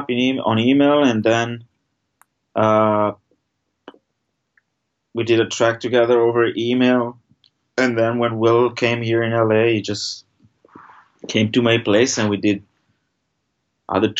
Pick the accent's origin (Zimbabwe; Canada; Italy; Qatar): Italy; moved away as an adult; now in Los Angeles, United States; I'm from Italy.